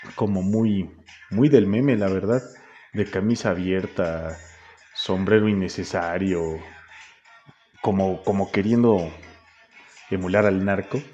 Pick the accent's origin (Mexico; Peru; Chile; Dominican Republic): Mexico; Toluca, State of Mexico; mi tierra, a mi Toluquita amado